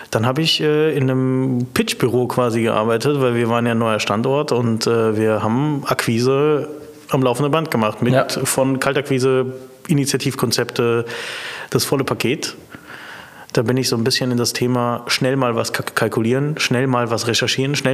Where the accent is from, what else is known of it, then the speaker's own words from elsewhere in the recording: Heidelberg, Baden-Württemberg, Germany; ich komme ursprünglich aus Heidelberg